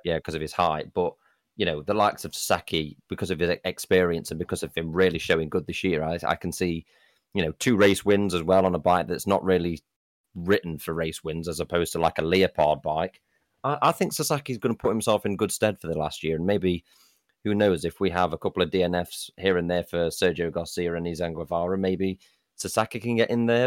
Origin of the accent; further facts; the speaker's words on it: United Kingdom; being a Brit